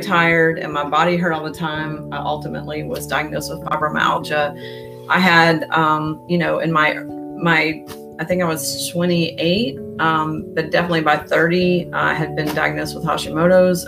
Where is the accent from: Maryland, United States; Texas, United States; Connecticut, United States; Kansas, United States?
Texas, United States; Houston; moved away as an adult; also born or lived in Austin, Texas / Boulder, Colorado; now in Houston, United States; i grew up in spring branch okay. um, mostly i was born in austin